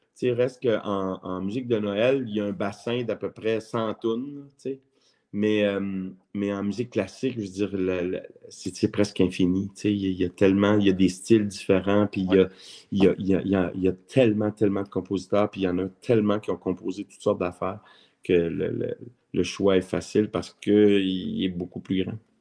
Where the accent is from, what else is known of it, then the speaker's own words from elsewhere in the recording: Montreal, Quebec, Canada; j'ai été élevé à Montréal. Je suis né à Montréal. Je suis un vrai Montréalais